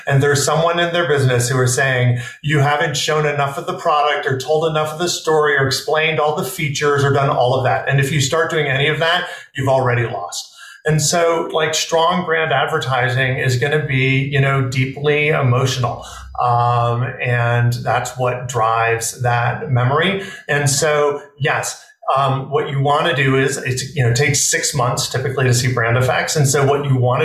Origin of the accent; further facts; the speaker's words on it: New York City, New York, United States; I grew up in New York City in Manhattan